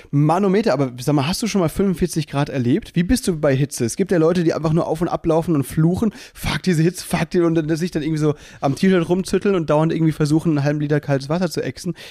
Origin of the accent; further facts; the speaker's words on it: Mülheim, Germany; bei mir in Mülheim, aus der Stadt, wo ich herkomme